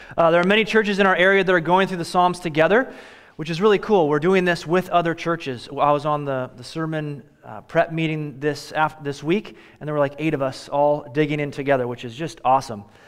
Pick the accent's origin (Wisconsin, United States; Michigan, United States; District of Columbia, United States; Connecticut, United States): Michigan, United States; Royal Oak; now in Oregon, United States; I've lived here for twenty-five years, but I was born in Royal Oak, Michigan